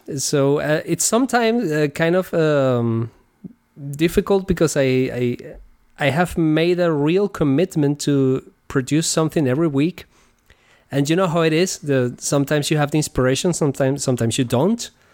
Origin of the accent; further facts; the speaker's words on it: Venezuela; moved away as an adult; now in Germany; I come originally from Venezuela, and over there I, I was playing guitar with different bands